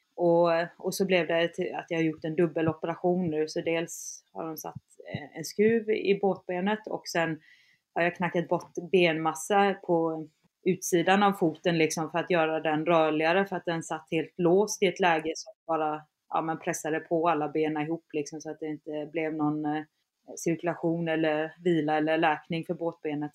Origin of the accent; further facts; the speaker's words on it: around Kalmar and Öland, Kalmar County, Sweden; moved away; där jag är ifrån, där det verkligen inte finns backar ja, runt Kalmar och Öland